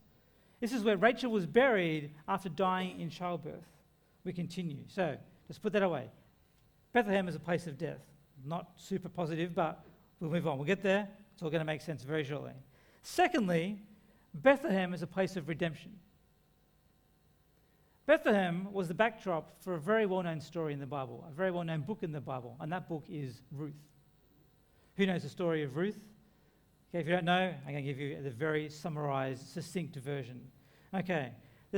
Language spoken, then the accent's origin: English; Lismore, New South Wales, Australia; my hometown of Lismore